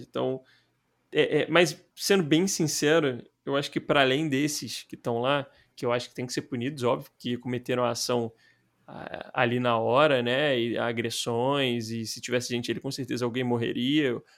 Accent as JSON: {"language": "Portuguese", "region": "Rio de Janeiro", "country": "Brazil", "said": "A gente somos cariocas e tal, mas a gente nunca tinha morado fora"}